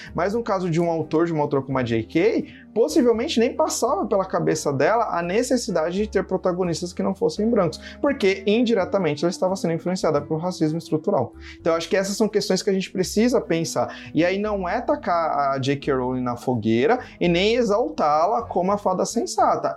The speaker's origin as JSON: {"language": "Portuguese", "country": "Brazil", "said": "eu enquanto brasileiro"}